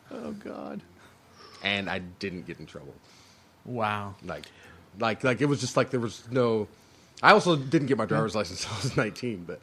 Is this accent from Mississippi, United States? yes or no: yes; Mississippi, United States; born there; we weren't from there. My like like we were. I was born in Mississippi. My my dad's from New York. My mom's from South Florida.